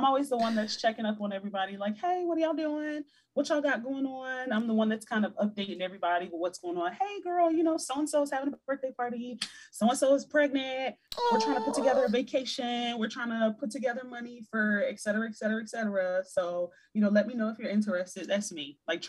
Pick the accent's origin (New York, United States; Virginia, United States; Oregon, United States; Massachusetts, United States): Virginia, United States; Hampton Roads; I'm from Virginia.